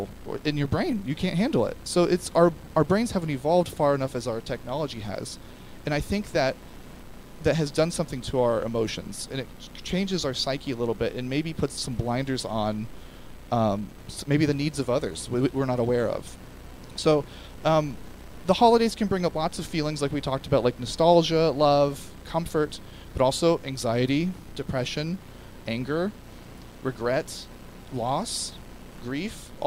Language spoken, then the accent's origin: English; United States; as an American culture